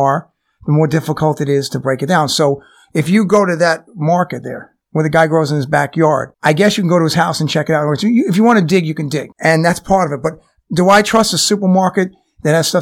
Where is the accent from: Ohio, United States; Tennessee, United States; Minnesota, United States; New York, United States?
New York, United States; I'm from New York